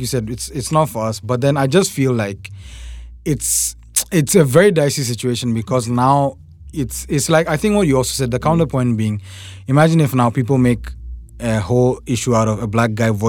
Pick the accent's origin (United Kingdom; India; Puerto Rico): India; So are you telling me that's accepted because I, as an Indian